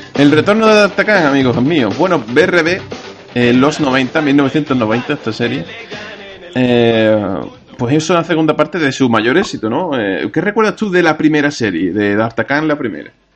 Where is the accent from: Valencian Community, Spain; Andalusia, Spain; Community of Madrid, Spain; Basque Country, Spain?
Andalusia, Spain; nosotros como andaluces